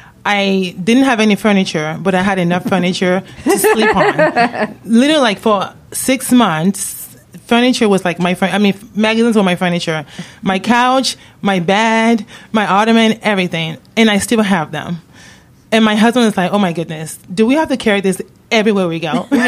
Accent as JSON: {"language": "English", "country": "Nigeria", "tie": "born or raised there", "said": "when I was a little kid and growing up in Nigeria, believe it or not."}